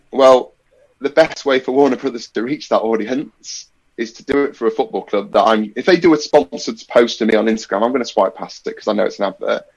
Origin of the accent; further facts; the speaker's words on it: Nottingham, East Midlands, United Kingdom; living and growing up in Nottingham